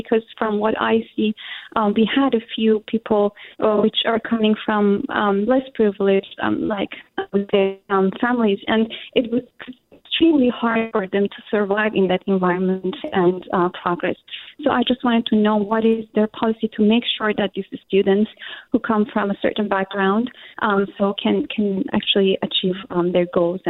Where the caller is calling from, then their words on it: San Francisco, California, United States; I'm calling from San Francisco.